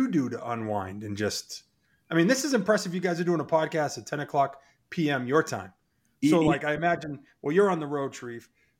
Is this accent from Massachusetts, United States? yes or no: yes; Boston, Massachusetts, United States; I'm from Boston.